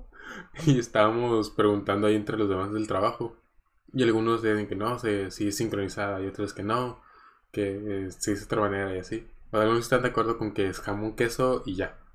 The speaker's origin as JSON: {"language": "Spanish", "region": "Coahuila", "country": "Mexico", "tie": "born there", "also_born_or_lived": "Tecpan de Galeana / Cuernavaca", "moved": "yes", "said": "Por ejemplo, yo nací en Coahuila y me tocó vivir en otras tres ciudades. Me tocó vivir en Tecpan de Galeana, en el estado de Guerrero, que era pues un pueblito ahí chiquito"}